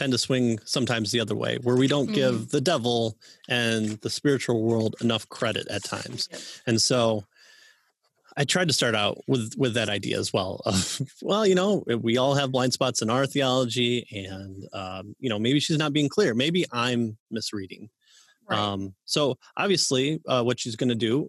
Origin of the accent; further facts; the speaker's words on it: Midwest, United States; I'm a Midwesterner